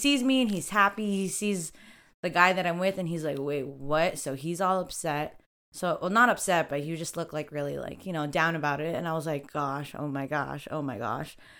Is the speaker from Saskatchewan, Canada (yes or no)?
no; Toronto, Ontario, Canada; I'm also from Rexdale